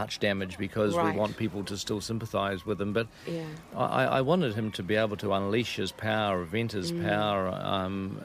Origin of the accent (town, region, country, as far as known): New Zealand